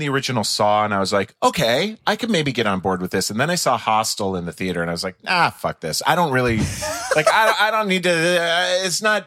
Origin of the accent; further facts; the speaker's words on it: just outside of St. Paul, Minnesota, United States; I grew up just outside of St. Paul, Minnesota